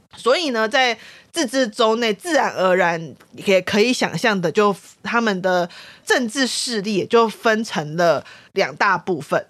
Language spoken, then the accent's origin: Chinese; Taiwan; 我觉得作为一个台湾人